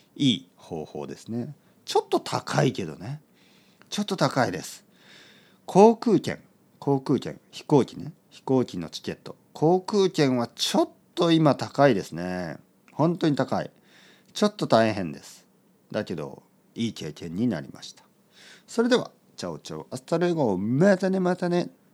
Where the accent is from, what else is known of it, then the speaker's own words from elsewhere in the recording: Japan; 僕は日本人